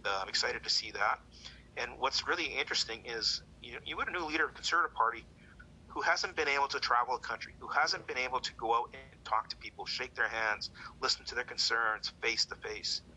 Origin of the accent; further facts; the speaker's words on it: Canada; as a Canadian